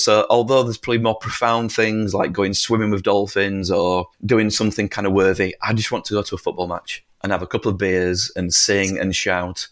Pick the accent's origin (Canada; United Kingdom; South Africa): United Kingdom; northern England; we are so far away from London. We're so away, so far away from Buckingham Palace and the government and all these things